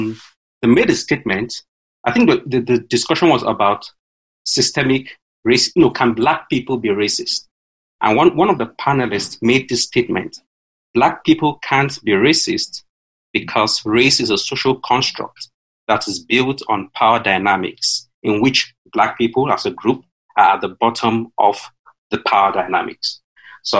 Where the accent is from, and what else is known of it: Nigeria